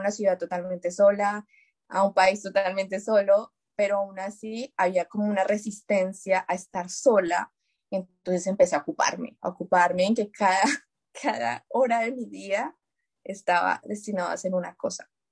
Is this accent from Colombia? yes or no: yes; Colombia; moved away as an adult; now in France; yo estoy en Francia, pues somos colombianas